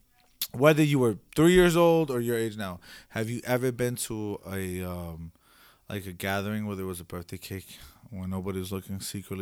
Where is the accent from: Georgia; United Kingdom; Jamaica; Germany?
Jamaica; A Jamaican oxtail. Man, we're Jamaican over here, nigga. Shout out to all Jamaicans.